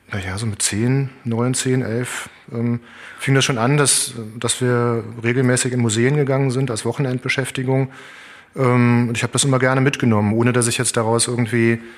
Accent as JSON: {"language": "German", "town": "Cologne", "region": "North Rhine-Westphalia", "country": "Germany", "tie": "born there", "said": "also ich bin in Köln geboren und Köln ist eine Stadt."}